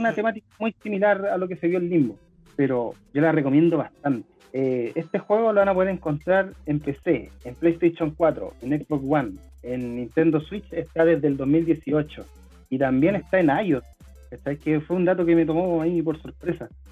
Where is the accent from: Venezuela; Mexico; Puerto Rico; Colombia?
Venezuela; soy venezolano